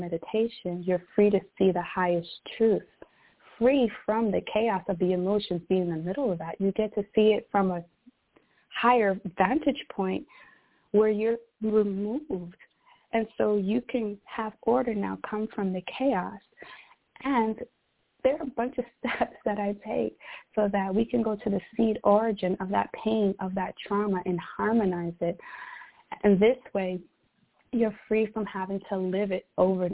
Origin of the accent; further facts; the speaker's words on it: New York City, New York, United States; moved away as an adult; I was born and raised in Brooklyn, New York.